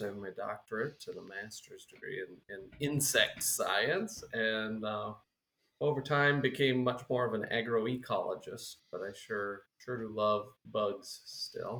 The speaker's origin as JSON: {"language": "English", "region": "Minnesota", "country": "United States", "moved": "yes", "lives_now": "South Dakota, United States", "said": "Minnesota originally, and now we're based in South Dakota."}